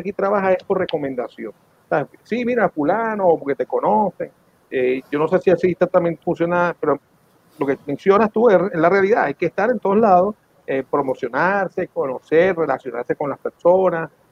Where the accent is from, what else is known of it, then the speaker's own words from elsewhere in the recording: Venezuela; moved away; cuando crecí en Venezuela en los 70 y los 80